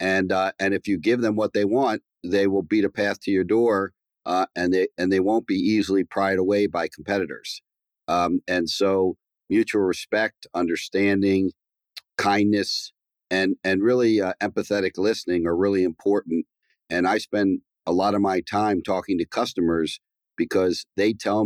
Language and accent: English; Baltimore, Maryland, United States; I grew up in a very kind of middle-class neighborhood